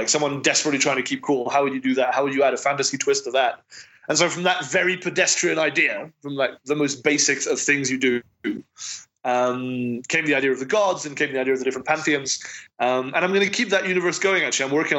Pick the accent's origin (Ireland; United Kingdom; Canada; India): United Kingdom; also born or lived in France; I'm British and French, and as has recently been shown, most Americans don't know there's a world outside their borders